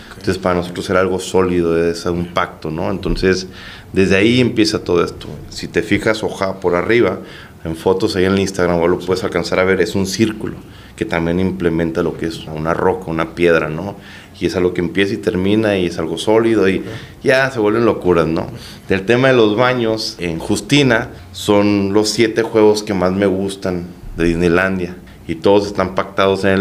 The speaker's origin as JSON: {"language": "Spanish", "region": "Baja California", "country": "Mexico", "said": "pues saber que como mexicanos y bajacalifornianos, pues la gente nos voltea a ver"}